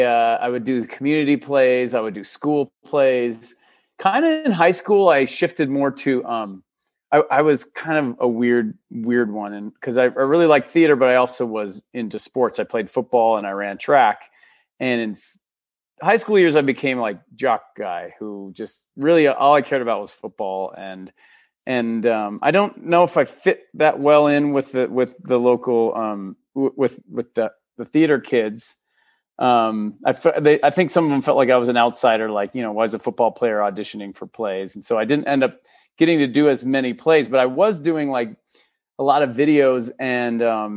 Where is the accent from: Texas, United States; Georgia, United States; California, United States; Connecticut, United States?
Texas, United States; Austin; born there; also born or lived in Minnesota; So I was, to go way back, I was born in Texas. My dad was teaching theater at University of Austin. Mm. So I was born in Austin, Texas, and we lived there for about first 7 years of my life.